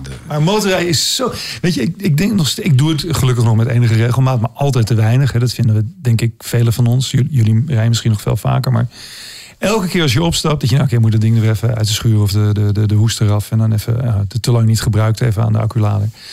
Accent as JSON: {"language": "Dutch", "town": "Amsterdam", "region": "North Holland", "country": "Netherlands"}